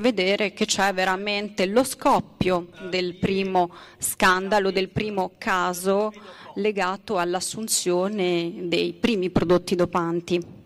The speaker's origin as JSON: {"language": "Italian", "country": "Belgium", "said": "io che sono belga"}